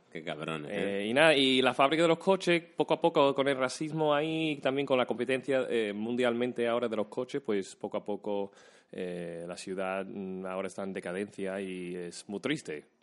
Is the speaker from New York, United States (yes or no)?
no; Detroit, Michigan, United States; pero la gente ya, yo digo Detroit y la gente dice, ah, Detroit.